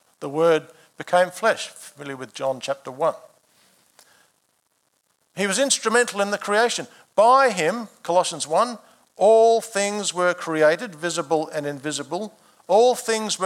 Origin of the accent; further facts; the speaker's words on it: Adelaide, South Australia, Australia; I began my life in March 1967 when I was born in Adelaide.